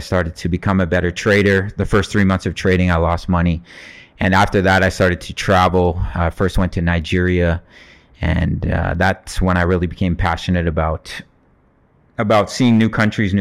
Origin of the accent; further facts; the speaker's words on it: Canada; moved away as an adult; So yeah, I'm from Canada. I come from a single mother home.